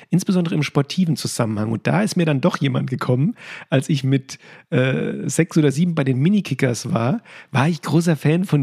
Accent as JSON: {"language": "German", "region": "Hesse", "country": "Germany", "said": "als Hesse überhaupt eine Verbindung aufgebaut habe ja. zu Borussia Dortmund"}